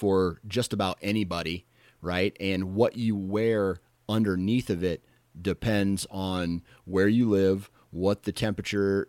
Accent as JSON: {"language": "English", "region": "Iowa", "country": "United States", "said": "I'm from Iowa"}